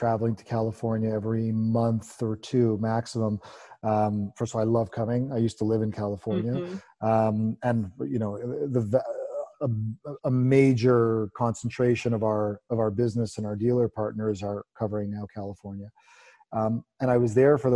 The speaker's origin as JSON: {"language": "English", "town": "Montreal", "region": "Quebec", "country": "Canada", "tie": "born or raised there", "said": "Montreal, my hometown"}